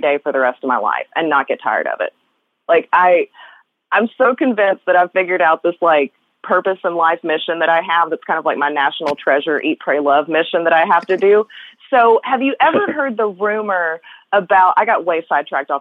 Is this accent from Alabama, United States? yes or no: no; West Tennessee, United States; The house that I grew up in West Tennessee was part of the Underground Railroad